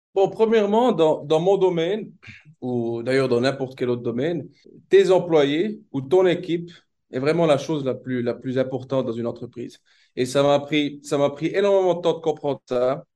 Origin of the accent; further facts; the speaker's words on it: Switzerland; moved away as an adult; also born or lived in Toronto, Canada / Bern, Switzerland; now in Dubai, United Arab Emirates; je suis né en Suisse. Au niveau, de l'éducation, ce qui est important de, savoir, c'est que j'ai fait une bonne partie de ma scolarité en Suisse